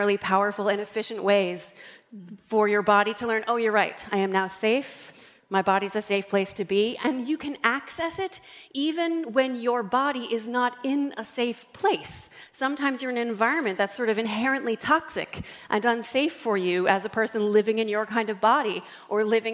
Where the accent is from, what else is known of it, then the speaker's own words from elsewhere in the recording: Northern Delaware, United States; I'm from Northern Delaware